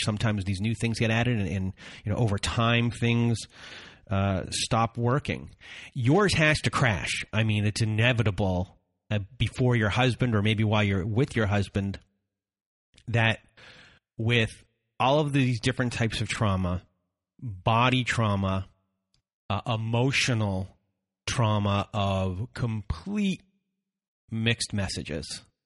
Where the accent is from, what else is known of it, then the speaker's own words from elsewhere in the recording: Canada; I'm Canadian